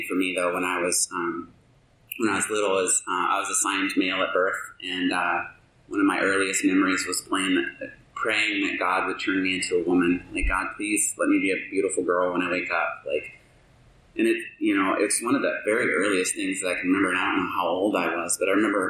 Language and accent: English; the South, United States; also born or lived in Alabama / Georgia; now in Alaska, United States; I grew up in Alabama and Georgia